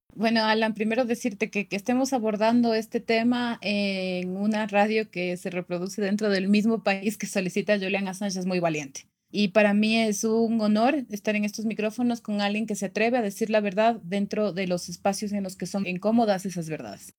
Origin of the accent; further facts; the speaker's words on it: Quito, Pichincha, Ecuador; esta es, es mi tierra, la tierra por la que vale la pena seguir